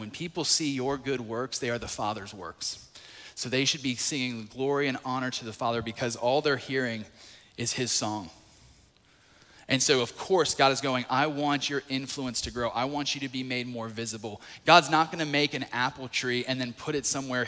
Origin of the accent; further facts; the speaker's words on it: North Carolina, United States; moved away as an adult; now in Atlanta, United States; I grew up in North Carolina. First 20 years of my life was there